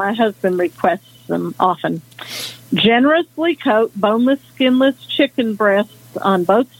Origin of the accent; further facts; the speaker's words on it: Nashville, Tennessee, United States; I'm sorry. Yep … from Nashville, Tennessee.